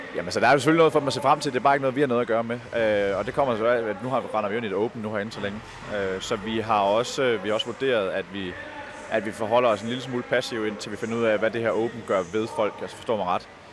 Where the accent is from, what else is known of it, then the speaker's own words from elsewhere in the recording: Aalborg, North Denmark Region, Denmark; jeg er selv fra Aalborg